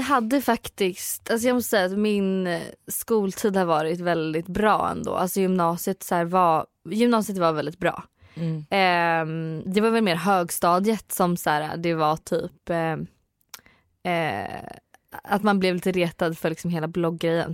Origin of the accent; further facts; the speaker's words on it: Söderköping, Östergötland, Sweden; also born or lived in Hudiksvall / Ljusdal / Varberg; jag bodde också lite i Varberg ett år och sen är jag uppväxt i Söderköping